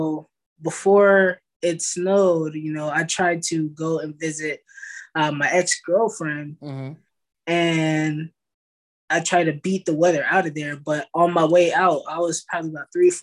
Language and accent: English; California, United States; now in Dallas, United States; I'm from California, but I reside in Texas